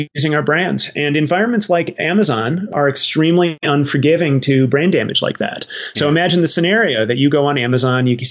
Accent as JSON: {"language": "English", "region": "Arizona", "country": "United States", "tie": "born or raised there", "said": "I grew up in Arizona"}